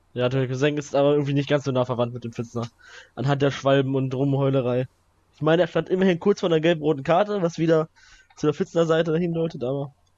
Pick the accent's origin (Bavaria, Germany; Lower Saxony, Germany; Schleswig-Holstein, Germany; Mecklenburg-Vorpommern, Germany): Lower Saxony, Germany; den Wolters Cup gibt's auch, der ist in meinem Heimatort